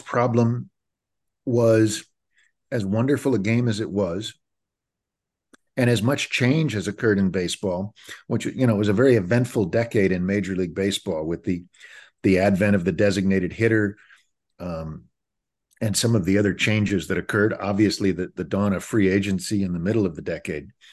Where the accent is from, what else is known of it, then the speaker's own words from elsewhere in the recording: Kansas City, United States; When I was growing up in Kansas City in the mid seventies